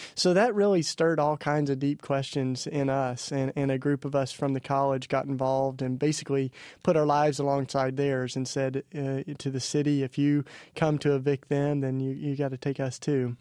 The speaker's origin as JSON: {"language": "English", "region": "East Tennessee", "country": "United States", "tie": "born or raised there", "said": "I was raised in the Bible Belt down in East Tennessee"}